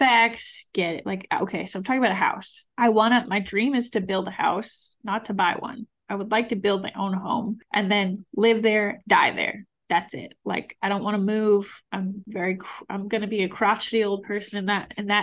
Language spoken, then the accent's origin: English; New England, United States; now in Austin, United States; I have friends here in Austin, I'm from New England